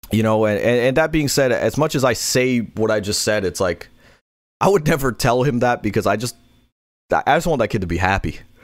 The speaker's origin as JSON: {"language": "English", "town": "New York City", "region": "New York", "country": "United States", "said": "I'm from Queens."}